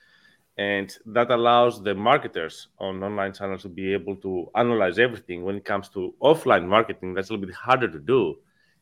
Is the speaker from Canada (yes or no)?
no; Greece; moved away as an adult; now in United States; born and raised in Greece, came to the US in 2011.